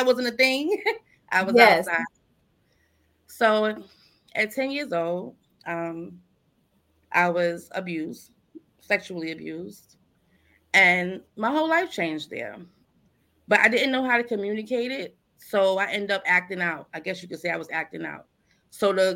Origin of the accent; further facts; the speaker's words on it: United States; I'm from Sumner Projects